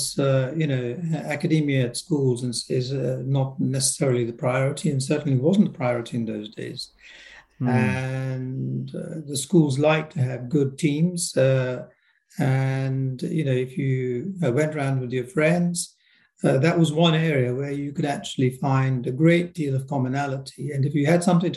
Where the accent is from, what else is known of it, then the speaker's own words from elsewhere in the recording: Gillingham, South East England, United Kingdom; also born or lived in Nairobi, Kenya; I was born in Nairobi in Kenya, and we arrived at the time of the big rush in the 1960s. I was around 10 at the time, so we found ourselves in Gillingham in Kent, and that's where I grew up